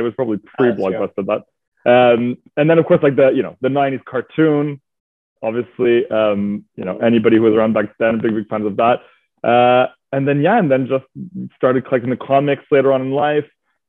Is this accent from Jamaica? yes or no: no; Montreal, Quebec, Canada; moved away as an adult; now in London, United Kingdom; So I'm originally from Montreal, Quebec, Canada. My mother's French Canadian. My dad is English Canadian. And I moved to London about 8, almost 9 years ago coming up.